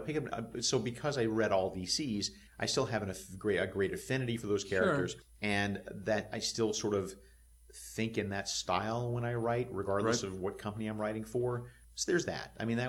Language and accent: English; Alabama, United States; I'm from Alabama. Okay. Grew up in the Deep South